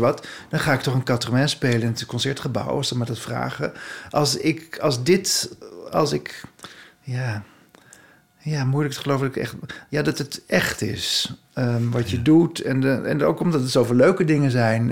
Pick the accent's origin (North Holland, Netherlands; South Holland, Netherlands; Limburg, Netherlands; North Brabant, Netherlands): North Holland, Netherlands; Haarlem; ik kwam uit Haarlem